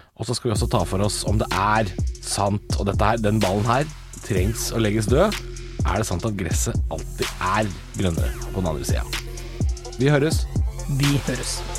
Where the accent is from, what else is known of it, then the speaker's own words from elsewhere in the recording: Drammen, Buskerud, Norway; da jeg vokste opp i Drammen på 90-tallet